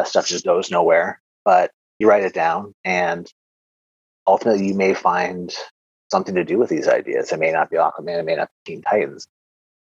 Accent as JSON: {"language": "English", "country": "Canada", "said": "I'm Canadian"}